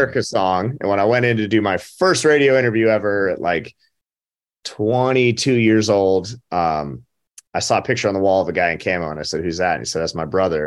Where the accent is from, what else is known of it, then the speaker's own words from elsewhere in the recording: Butte, Montana, United States; now in Nashville, United States; my hometown